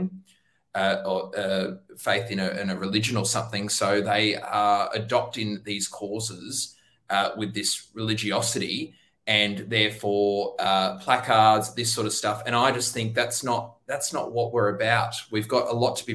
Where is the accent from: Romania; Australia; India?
Australia; Tweed Heads, New South Wales; now in Sydney, Australia; I'm actually from Tweed Heads, so I moved down about 3 or 4 years down to Sydney